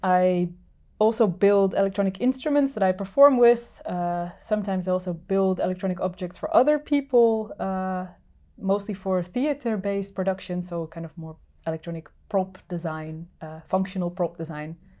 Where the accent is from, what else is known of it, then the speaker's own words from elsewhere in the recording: Netherlands; moved away as an adult; now in Finland; I'm originally from the Netherlands and have been living in Finland for, uh, eight years now.